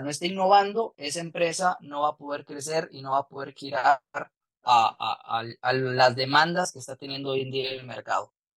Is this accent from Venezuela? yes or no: no; Guatemala